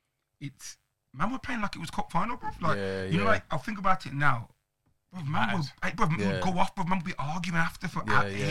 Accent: Birmingham, West Midlands, United Kingdom; I grew up and lived in Ladywood.

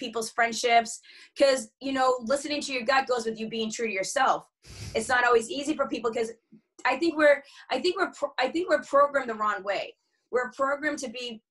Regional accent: Boston, Massachusetts, United States; I grew up in the Boston area in Massachusetts in America

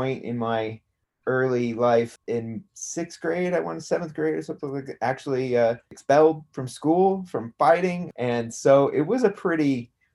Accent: Greeley, Colorado, United States; also born or lived in Denver; I was born in Denver, and then I grew up in Greeley, Colorado.

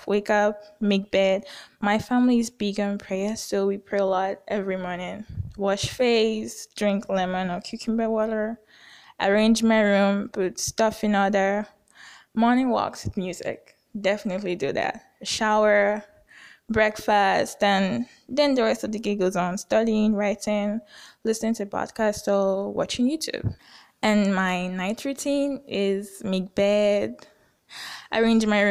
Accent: Nigeria; I'm from Nigeria, somewhere in West Africa

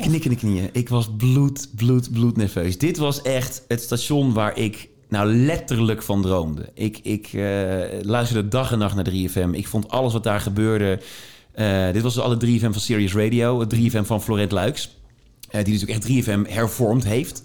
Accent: Tilburg, North Brabant, Netherlands; waar ik vandaan kom, vanuit Tilburg

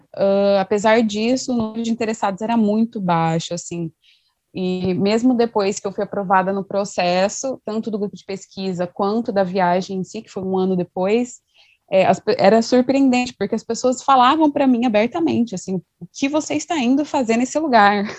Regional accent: Mato Grosso do Sul, Brazil; sou do Mato Grosso do Sul, então um pouco distante.

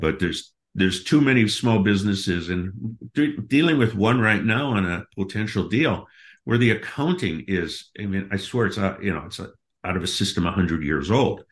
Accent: Milwaukee, Wisconsin, United States; moved away as an adult; also born or lived in Seattle; I grew up in Milwaukee, Wisconsin, went to Marquette University.

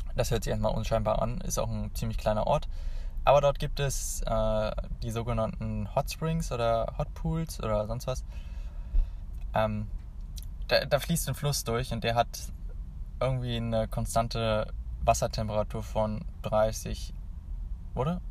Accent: Hanover, Lower Saxony, Germany; ich komme ja aus Hannover

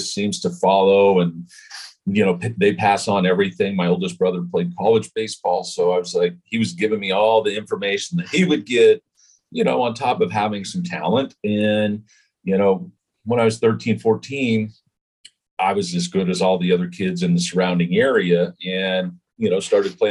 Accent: Utah, United States; I was growing up in Utah, not a whole big hotbed for baseball

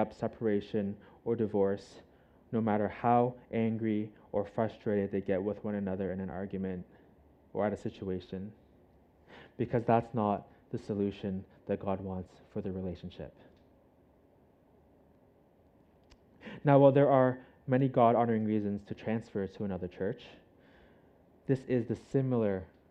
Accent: Canada; now in Hong Kong; I'm Canadian

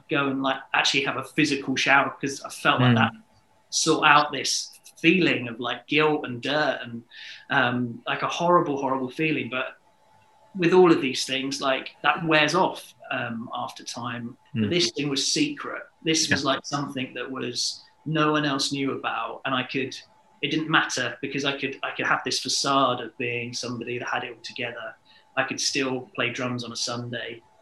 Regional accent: Hastings, South East England, United Kingdom; So I am from Hastings, sunny Hastings, down on the south coast. I haven't moved away from Hastings.

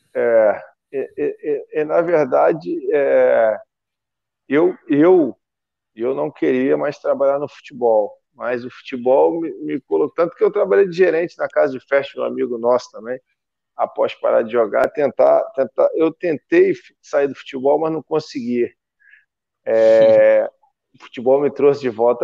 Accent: Brazil; sou brasileiro

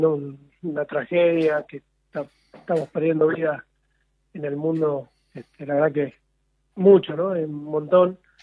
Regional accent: San Pedro, Buenos Aires Province, Argentina; yo nací acá en San Pedro, provincia de Buenos Aires, nací ciego

